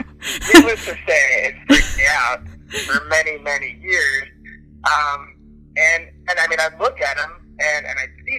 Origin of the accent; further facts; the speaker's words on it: Minnesota, United States; now in Tennessee, United States; I'm from Minnesota originally, but I live in Tennessee. When I was growing up, I grew up in Minnesota